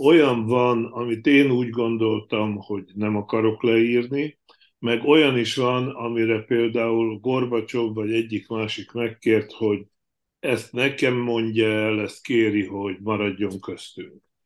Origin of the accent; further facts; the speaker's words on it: Slovakia; moved away as an adult; én Csehszlovákiába születtem, ahonnan 86-ba emigráltam